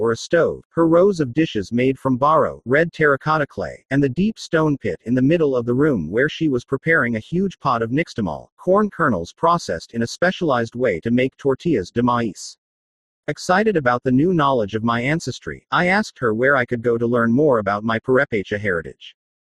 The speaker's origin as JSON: {"language": "English", "region": "California", "country": "United States", "tie": "born or raised there", "said": "Born and raised in California, I grew up unaware of this part of my heritage as it was lost in my family after my grandfather passed away in 1978."}